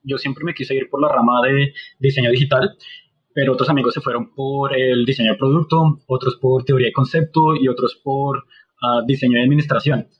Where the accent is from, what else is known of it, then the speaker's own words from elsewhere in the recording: Colombia; como colombianos, latinos siempre jugábamos fútbol